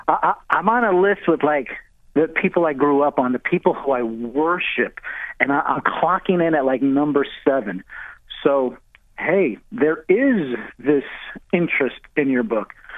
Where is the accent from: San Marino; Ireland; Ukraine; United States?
United States; Mamaroneck, New York; moved away; with the fellas I grew up on Rich Bell Road in Mamaroneck, New York